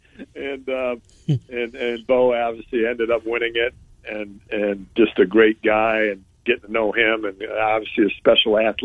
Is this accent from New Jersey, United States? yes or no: no; a suburb of Chicago, Illinois, United States; I grew up in Big Ten country, right, you know, a suburb of Chicago, so I'm right in the middle of it